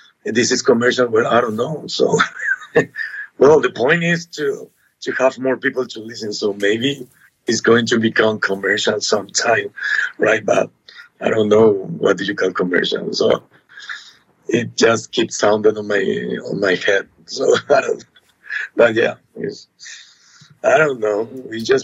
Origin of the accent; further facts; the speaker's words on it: Asunción, Paraguay; So we are from Asunción, Paraguay